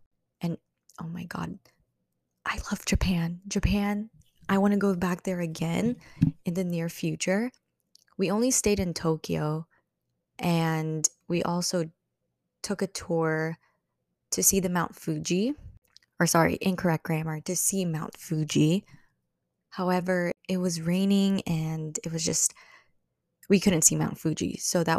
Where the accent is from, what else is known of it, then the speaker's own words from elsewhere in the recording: Philippines; that is Philippines, which is my home country. I will always love the Philippines, and I will always go back there because I have a lot of family there